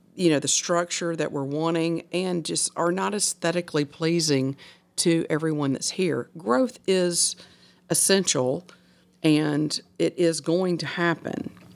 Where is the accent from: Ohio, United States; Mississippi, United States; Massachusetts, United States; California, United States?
Mississippi, United States; Hernando; I'm from Old Hernando. And when I say I'm from Old Hernando, like I said, my parents moved to Hernando when I was seven weeks old.